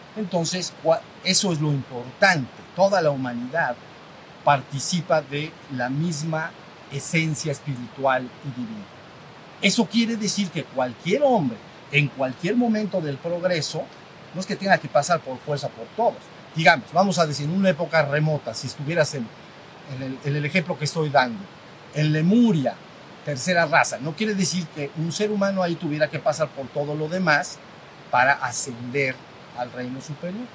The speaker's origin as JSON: {"language": "Spanish", "country": "Mexico", "said": "México, somos mexicanos, la mayoría aquí lo somos, mexicano"}